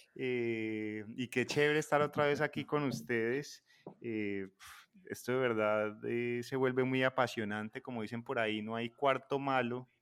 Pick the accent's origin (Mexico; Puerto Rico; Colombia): Colombia; Chinchiná and Manizales area, Caldas; por ser de mi tierra